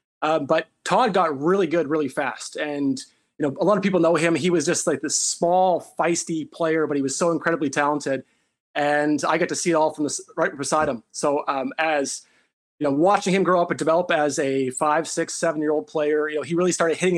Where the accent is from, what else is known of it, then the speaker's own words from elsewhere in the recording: Winnipeg, Manitoba, Canada; we grew up in North Culloden in Winnipeg